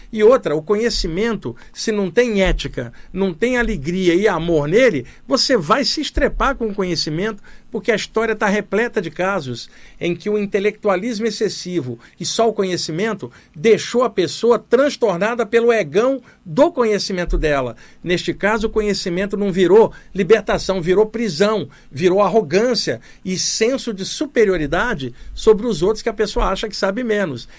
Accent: Rio de Janeiro, Brazil; moved away as an adult; now in São Paulo, Brazil; Cresci no Rio de Janeiro, cidade grande, vivi até os 28 anos lá e depois me mudei para São Paulo. Estou aqui há 33 anos, aqui em São Paulo.

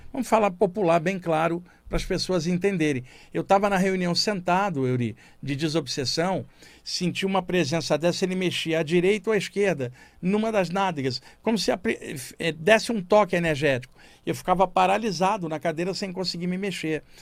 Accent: Rio de Janeiro, Brazil; moved away as an adult; now in São Paulo, Brazil; eu cresci no Rio de Janeiro, estou em São Paulo há 32 anos

